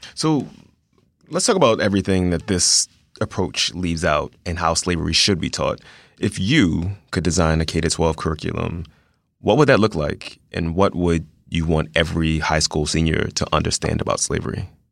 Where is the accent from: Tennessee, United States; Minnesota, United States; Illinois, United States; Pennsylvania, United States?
Pennsylvania, United States; Philadelphia; I went to an all-black elementary school. All of my teachers were black. I'm from South Philadelphia